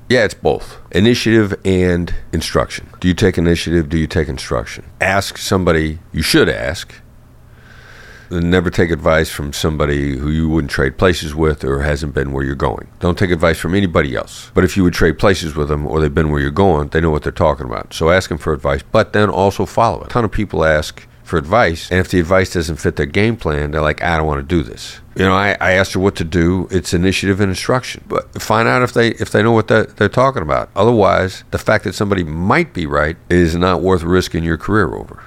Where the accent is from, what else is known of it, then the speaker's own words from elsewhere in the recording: Iowa, United States; I grew up in Iowa, small town Iowa boy